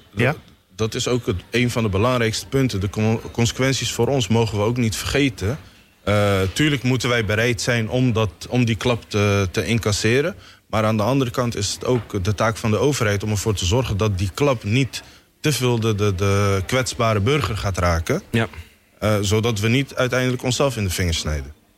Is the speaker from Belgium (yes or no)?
no; Somalia; now in Netherlands; Ik ben uit Somalië gevlucht. Ik was in 1993 naar eh, Nederland gekomen.